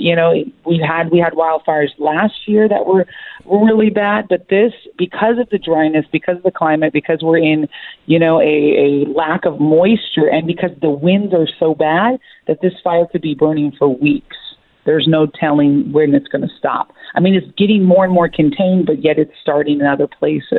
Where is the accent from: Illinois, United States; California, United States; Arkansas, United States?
California, United States; Santa Barbara; You know, I grew up in Santa Barbara, like you were saying.